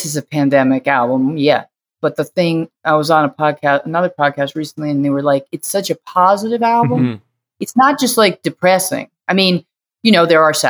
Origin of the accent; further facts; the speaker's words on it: outside of Boston, Massachusetts, United States; now in New York, United States; I grew up outside of Boston.